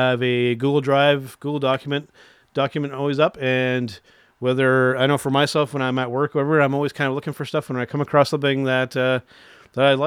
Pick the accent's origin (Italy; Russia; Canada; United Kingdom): Canada; as a Canadian